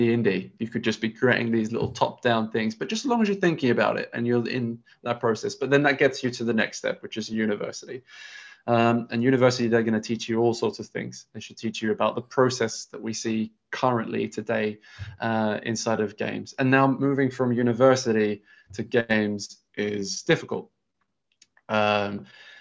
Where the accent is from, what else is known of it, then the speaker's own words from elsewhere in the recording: England, United Kingdom; we're English, we're in England's educational system